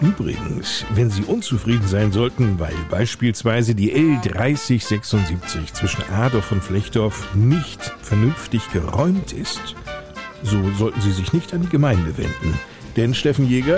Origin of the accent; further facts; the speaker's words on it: Hesse, Germany; Bei uns in Hessen